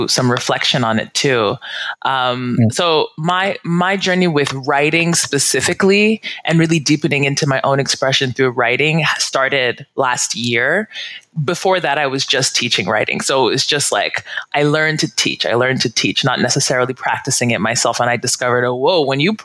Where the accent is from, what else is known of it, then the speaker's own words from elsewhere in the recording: United States; moved away as an adult; I've lived outside of my home country, the U.S., for 5 years